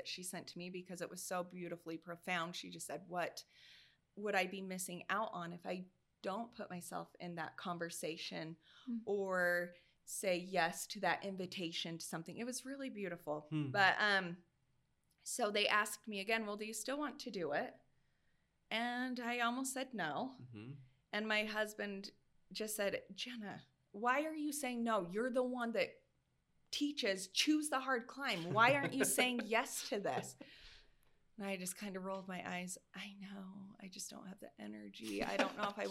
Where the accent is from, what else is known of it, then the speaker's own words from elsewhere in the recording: Hibbard, Idaho, United States; accent: Rexburg twang; I grew up in Hibbard, Idaho.